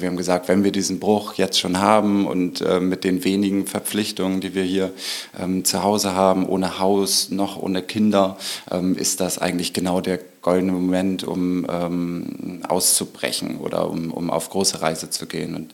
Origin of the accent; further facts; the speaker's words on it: Norderstedt, Schleswig-Holstein, Germany; also born or lived in Hamburg; Und ich bin ähm, so, so, ein klassisches Speckgürtelkind. Ähm, zwar geboren im Norden Hamburgs und dann aufgewachsen in Norderstedt.